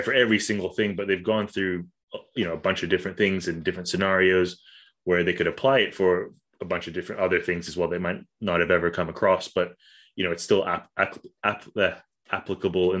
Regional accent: Kuala Lumpur, Malaysia; moved away; I grew up in Kuala Lumpur, which is like just a concrete jungle basically.

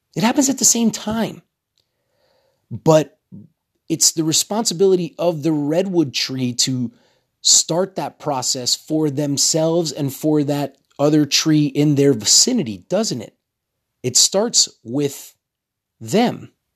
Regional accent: Texas, United States; I'm from Texas

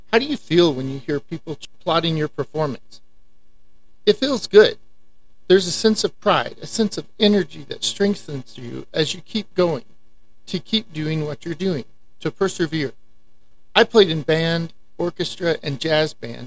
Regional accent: Amarillo, Texas, United States; I was raised in Amarillo, Texas, and still live here

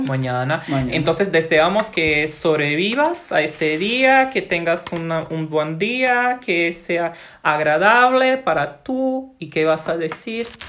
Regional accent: Maceió, Alagoas, Brazil; Spanish is a second language; Tengo 26 años, soy de Brasil, de la ciudad de Maceió

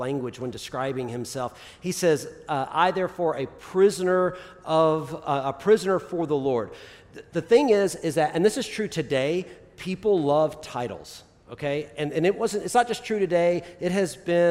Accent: the South, United States; I'm from the South

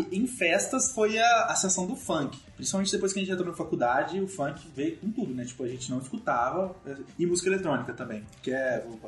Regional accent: Minas Gerais, Brazil; eu sou de Minas

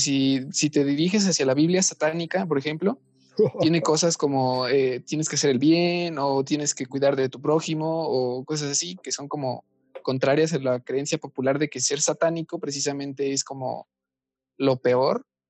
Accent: Mexico; somos mexicanos

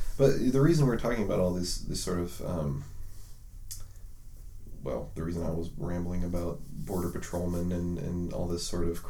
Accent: United States; I'm an American. That's a core part of who I am, right?

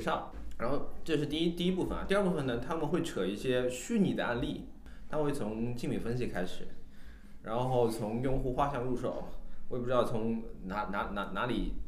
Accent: Shanghai, China; 我是我们国际设计一组唯一的上海人

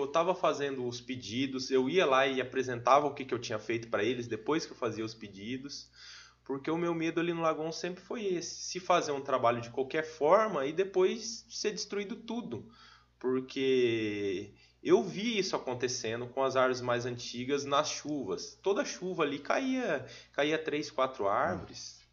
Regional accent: São Jorge, Brazil; also born or lived in Ivatuba; eu nasci em Vatuba, mas até os oito eu morei em São Jorge, nunca morei em Vatuba

